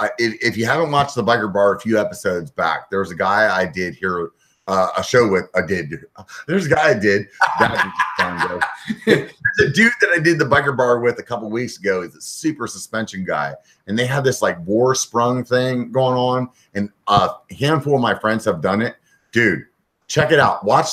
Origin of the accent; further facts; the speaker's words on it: California, United States; also born or lived in Pennsylvania; I'm like, oh, I'm from California. And then they're like, oh, I hate California. I'm like, yeah, but I was born in Pennsylvania.